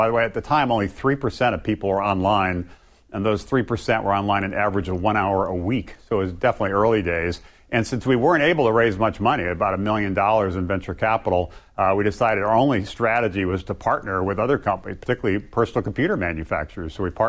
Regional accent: Hawaii, United States; I grew up in Hawaii, born and raised there. Both of my parents were born and raised there as well, so our family goes back really over a century.

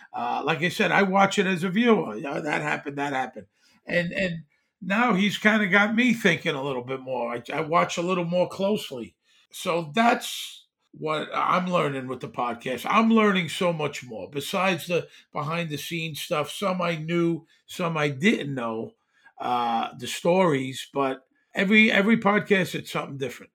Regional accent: New York City, New York, United States; now in Las Vegas, United States; I had never worked in New York, even though I grew up in New York, in Brooklyn. I had been living in Las Vegas for 20 years

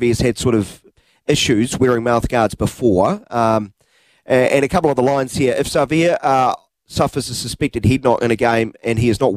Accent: Wellington, New Zealand; I'm from Wellington

